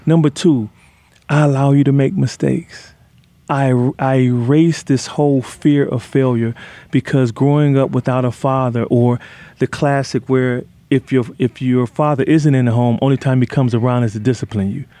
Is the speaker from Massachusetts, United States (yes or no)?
no; Detroit, Michigan, United States; where I grew up in Detroit